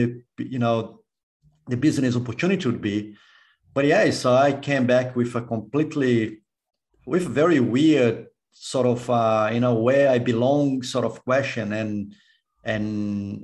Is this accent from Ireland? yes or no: no; Brazil; moved away as an adult; also born or lived in United States; now in Australia; when I was born in Brazil, I grew up in Brazil